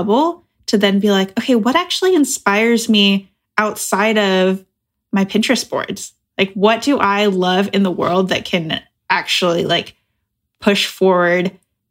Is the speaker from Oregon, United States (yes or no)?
yes; Oregon, United States; now in Chicago, United States; I'm originally from Oregon.